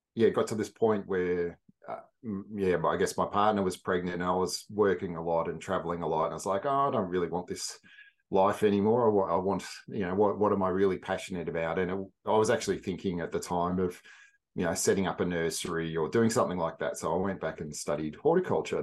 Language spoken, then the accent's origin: English; central western Victoria, Australia; I grew up in, I guess, central western Victoria and a few different places